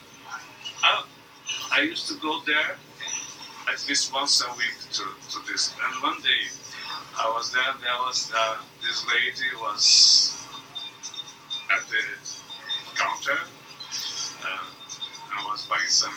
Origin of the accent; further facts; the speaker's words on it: Brazil; English is a second language; I come from Brazil. My parents had a small business as well